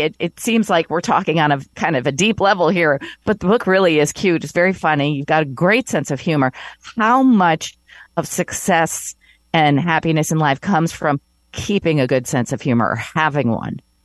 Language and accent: English; Elkhart, Indiana, United States; moved away as an adult; also born or lived in Connecticut / New York; move back to my hometown in Elkhart, Indiana to be closer to my parents